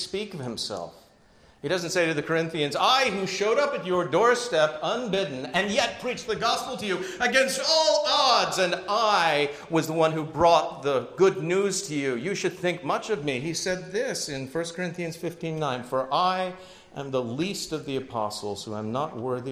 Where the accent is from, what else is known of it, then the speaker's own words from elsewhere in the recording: United Kingdom; moved away; I was born just outside of London